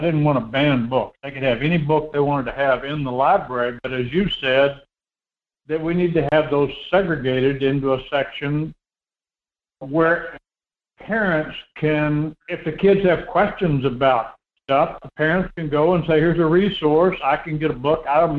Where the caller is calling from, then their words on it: Homer, Alaska, United States; This is … down in Homer.